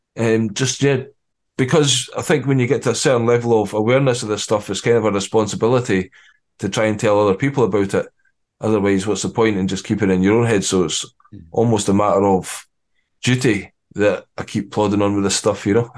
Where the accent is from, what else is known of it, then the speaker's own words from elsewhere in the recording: Scotland, United Kingdom; you've got to get the kilt on being Scottish